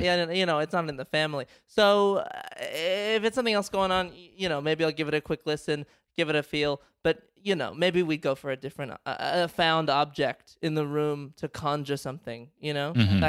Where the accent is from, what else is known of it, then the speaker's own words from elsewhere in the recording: United States; I am both American, I'm a patriot, and also I can speak to the dead.